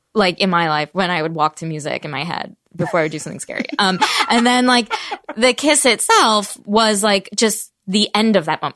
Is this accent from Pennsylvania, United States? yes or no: no; Voorhees, New Jersey, United States; I grew up in Jersey.